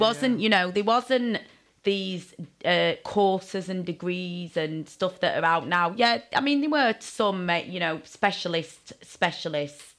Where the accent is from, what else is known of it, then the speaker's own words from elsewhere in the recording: Sheffield, Yorkshire and the Humber, United Kingdom; now in Bristol, United Kingdom; I didn't live in Bristol then, I was from Sheffield